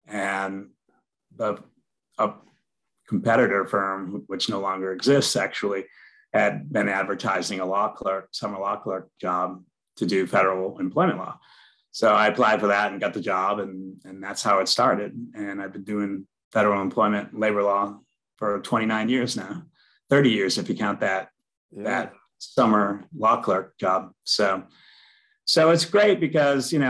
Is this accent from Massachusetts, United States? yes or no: yes; Worcester, Massachusetts, United States; a blue collar kid growing up in Worcester, which is a blue collar town